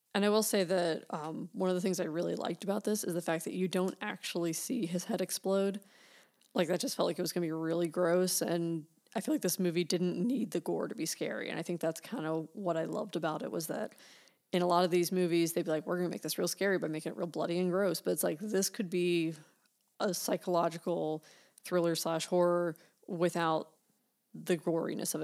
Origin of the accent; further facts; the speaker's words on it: United States; accent: American; our accents are boring and dull.